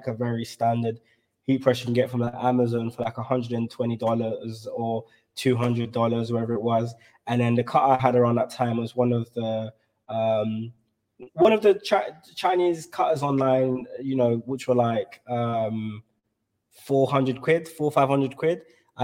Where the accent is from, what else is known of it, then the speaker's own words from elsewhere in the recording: London, United Kingdom; I'm from South London